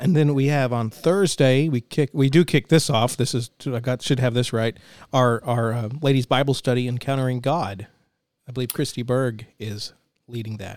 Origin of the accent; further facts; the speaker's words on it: Denison, Texas, United States; also born or lived in College Station, Texas; We moved, uh, to the College Station area from my hometown of, of Denison